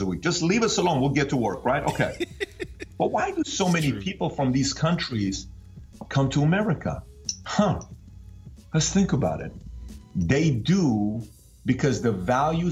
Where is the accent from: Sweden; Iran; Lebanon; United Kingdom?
Iran; now in United States; I'm from Iran